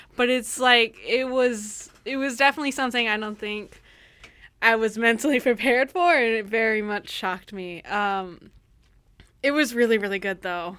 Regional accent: United States; I'm American

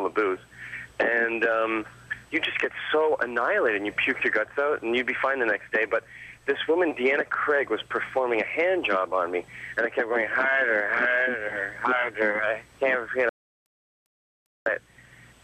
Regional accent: Canada; also born or lived in England; I was born in England, but I spent most of my life in Canada

